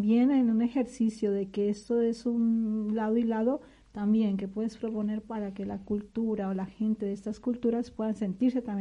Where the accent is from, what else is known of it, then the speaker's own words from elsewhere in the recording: Colombia; Lo digo desde una mirada como colombiana, persona que está aquí sentada